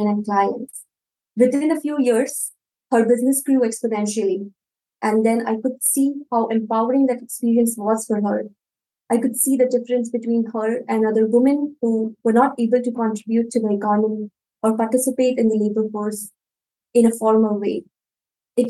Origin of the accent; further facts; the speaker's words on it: India; I grew up in India